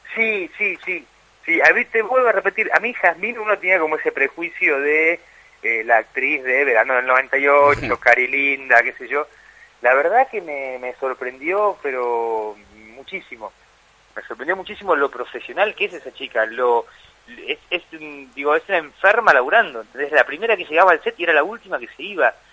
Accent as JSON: {"language": "Spanish", "region": "Chaco", "country": "Argentina", "tie": "born or raised there", "moved": "yes", "said": "un poeta de mi pueblo"}